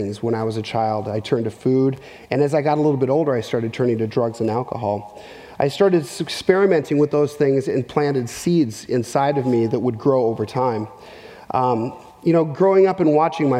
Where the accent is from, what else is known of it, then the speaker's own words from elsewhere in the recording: Minneapolis, Minnesota, United States; moved away; also born or lived in central Arkansas; I grew up in Minneapolis, Minnesota